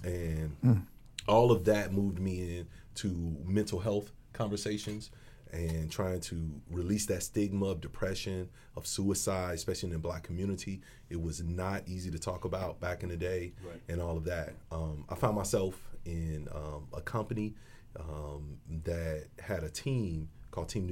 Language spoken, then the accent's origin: English; Chicago, Illinois, United States; now in Arizona, United States; Coming from the west side of Chicago, I'm from Independence and Flournoy, Lawndale community.